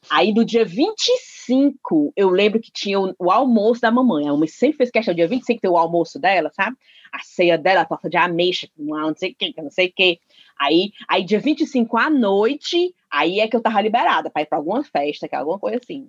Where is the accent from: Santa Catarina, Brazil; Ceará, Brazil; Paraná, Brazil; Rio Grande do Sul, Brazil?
Ceará, Brazil; accent: cearense; o sotaque cearense ainda me, me, domina